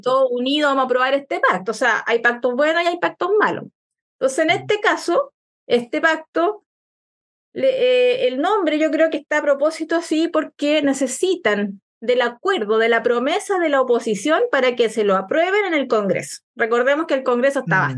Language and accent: Spanish; Chile; para nosotros, para la gente de regiones